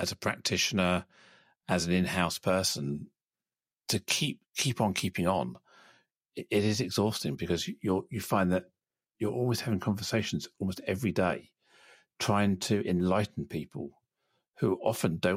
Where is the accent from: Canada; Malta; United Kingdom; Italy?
United Kingdom; I'm still British. I speak the language of my country